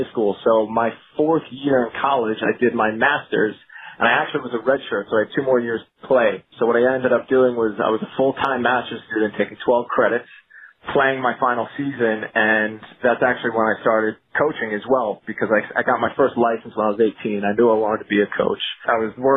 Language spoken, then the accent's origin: English; Manorville, New York, United States; I grew up on Eastern Long Island in a small town called Manorville